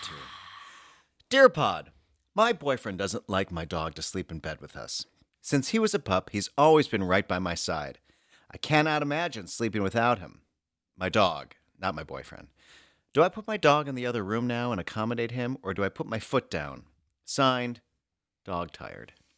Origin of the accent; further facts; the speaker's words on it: Oak Park, Illinois, United States; moved away; my hometown of Oak Park, Illinois